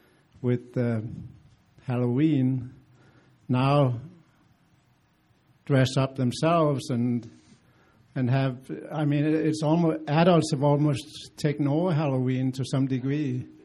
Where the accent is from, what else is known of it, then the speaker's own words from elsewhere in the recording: Denmark; moved away; and I grew up in Denmark